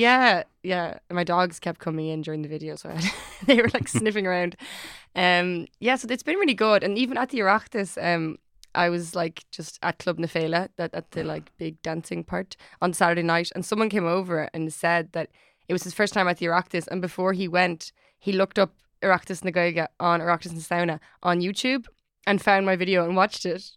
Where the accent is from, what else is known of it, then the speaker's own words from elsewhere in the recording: Dublin, Leinster, Ireland; I'm from Ireland, I'm from Dublin